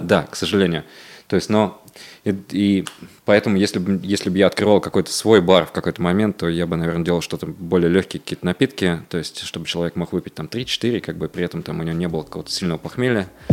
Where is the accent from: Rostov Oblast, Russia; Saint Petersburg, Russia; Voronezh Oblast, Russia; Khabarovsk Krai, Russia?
Voronezh Oblast, Russia; Voronezh; moved away; в моем родном городе Воронеже